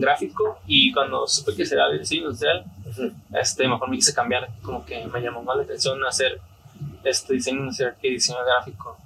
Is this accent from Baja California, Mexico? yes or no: yes; Tijuana, Baja California, Mexico; soy aquí de Tijuana. Eh, mi familia es de Guadalajara, pero soy aquí originario de Tijuana